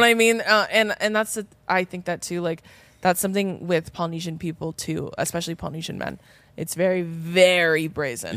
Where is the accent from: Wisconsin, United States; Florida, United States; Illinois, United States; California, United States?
California, United States; Riverside County; we're from, like, Riverside County